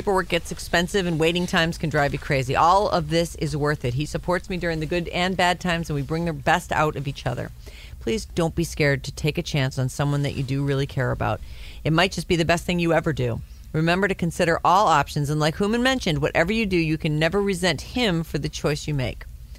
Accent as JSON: {"language": "English", "country": "South Africa", "said": "3 months, South Africa, my home country."}